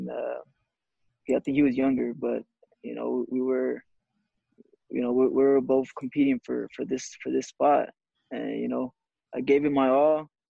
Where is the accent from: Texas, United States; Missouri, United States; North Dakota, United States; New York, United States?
Texas, United States; Dallas; born or raised there